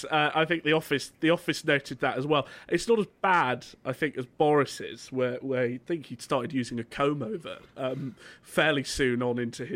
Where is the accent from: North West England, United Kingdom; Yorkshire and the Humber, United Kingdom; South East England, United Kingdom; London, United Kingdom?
Yorkshire and the Humber, United Kingdom; Richmond constituency; moved away; I'm from Rishi's constituency